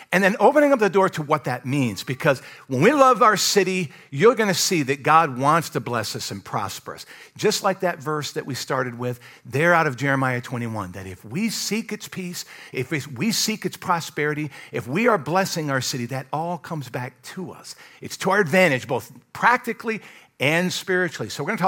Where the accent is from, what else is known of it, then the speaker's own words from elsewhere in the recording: Michigan, United States; also born or lived in Kentucky / Alabama / Iowa; now in North Carolina, United States; I grew up in Michigan, moved to Kentucky, lived there several years, lived in Alabama, moved to Iowa, lived there a few years, and then here in North Carolina.